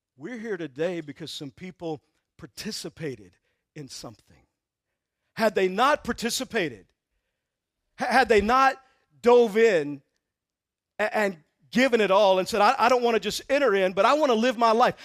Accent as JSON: {"language": "English", "region": "Texas", "country": "United States", "said": "I'm from Texas"}